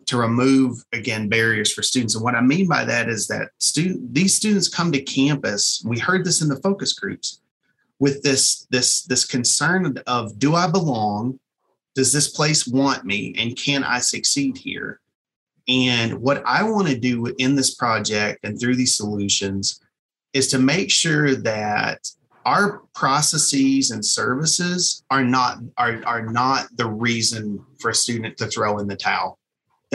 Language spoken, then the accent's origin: English; East Kentucky coal fields, United States; I grew up in the East Kentucky coal fields